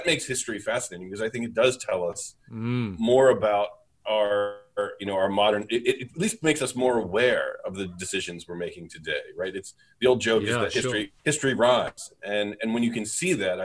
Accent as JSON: {"language": "English", "country": "United States", "tie": "born or raised there", "said": "I grew up, you know, as an American"}